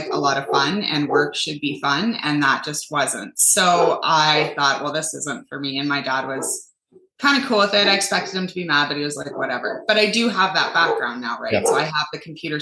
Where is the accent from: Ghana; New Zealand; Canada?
Canada; I'm from Canada and it's brutal up here